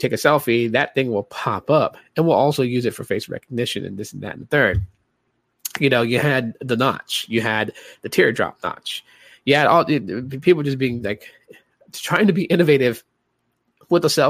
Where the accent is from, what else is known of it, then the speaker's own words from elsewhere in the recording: Guam; moved away; also born or lived in Hawaii; I grew up in Guam, man. So I lived in Guam. I lived in Hawaii